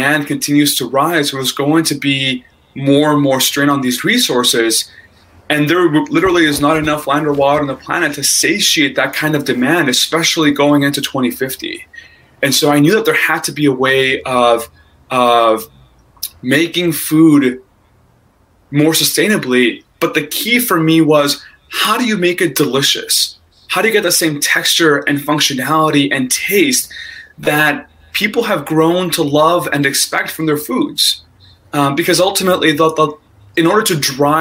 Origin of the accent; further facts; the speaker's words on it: Texas, United States; now in Silicon Valley, United States; By heritage, I'm Mexican and I'm Texan. And so I grew up eating 2x for breakfast every morning